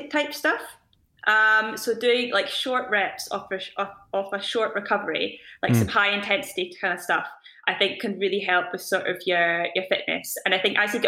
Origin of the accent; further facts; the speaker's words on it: Scotland, United Kingdom; I was born in Scotland, I got brought up in Scotland, I live and train in Scotland.